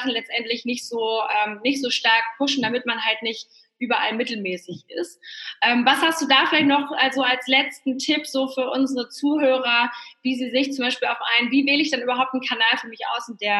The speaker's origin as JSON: {"language": "German", "country": "Poland", "said": "Ich komme ja ursprünglich aus Polen, deswegen ist es für mich immer ganz schön zu hören, dass sich da ganz viel tut."}